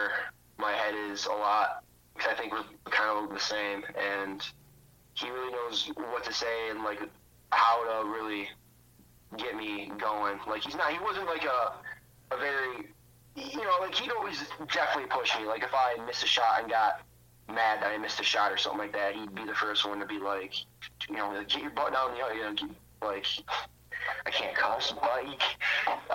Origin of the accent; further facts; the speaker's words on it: Toledo, Ohio, United States; I was from Toledo